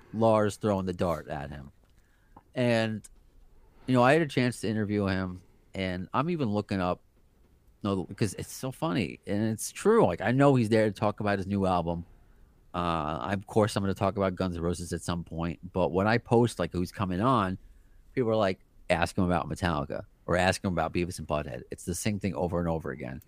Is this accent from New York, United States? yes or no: yes; New York City, New York, United States; we're both from Brooklyn. I was born in Brooklyn. My family's from Brooklyn.